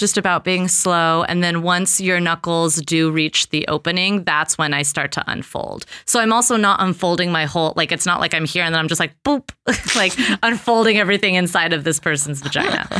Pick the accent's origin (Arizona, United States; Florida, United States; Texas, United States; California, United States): California, United States; Los Angeles; I grew up in Los Angeles